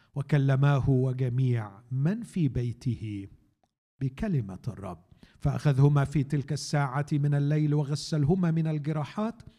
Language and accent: Arabic; Egypt; عندنا في مصر